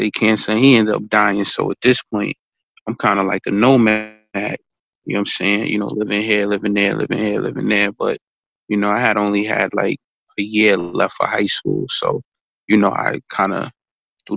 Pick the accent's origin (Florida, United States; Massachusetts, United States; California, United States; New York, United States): New York, United States; New York City; also born or lived in Spanish Harlem, New York; I'm originally from Bracey Houses, man. Bracey Housing Projects, that's the Hollow. That's in New York, man. Started in the Hollow and moved to Harlem, Spanish Harlem, then back to those same, you know, projects